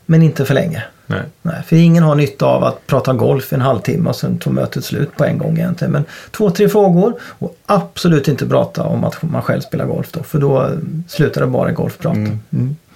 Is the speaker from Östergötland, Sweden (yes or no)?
yes; Åtvidaberg, Östergötland, Sweden; då kommer jag ju då från Åtvidaberg